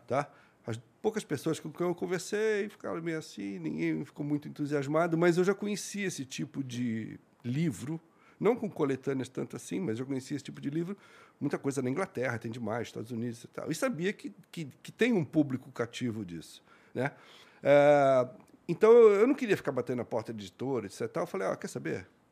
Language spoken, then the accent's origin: Portuguese; Santos, São Paulo, Brazil; also born or lived in Rio de Janeiro; Eu nasci no Rio, mas só nasci. Mas eu fui criado em Santos